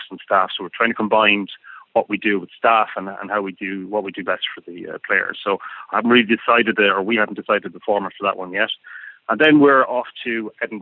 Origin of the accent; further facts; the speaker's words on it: Ireland; Being an Irishman